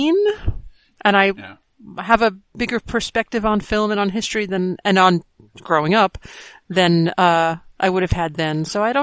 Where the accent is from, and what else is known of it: United States; born or raised there